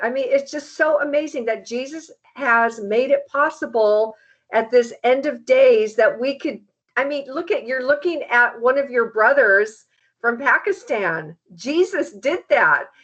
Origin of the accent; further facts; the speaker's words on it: United States; as an American